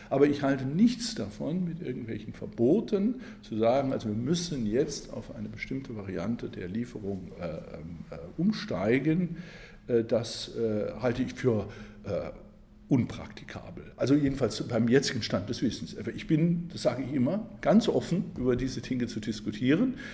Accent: Saarland, Germany; Ich komme übrigens aus dem Saarland, bin aufgewachsen in, Berg, in einer Bergbauregion Stahlindustrie, die Luft sehr verschmutzt war.

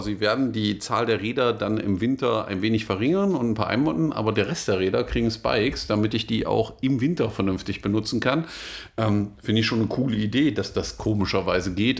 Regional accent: Germany

